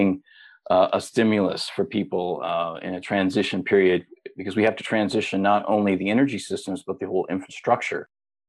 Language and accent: English; Middle America, Midwest, United States; I'm from Middle America, so I grew up in a conservative family, conservative part of the country